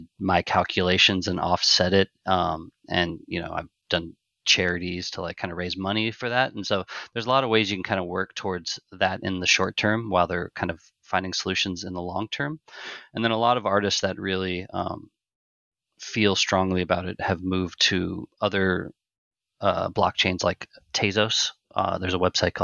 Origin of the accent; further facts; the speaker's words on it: Omaha, Nebraska, United States; I'm originally from Omaha, Nebraska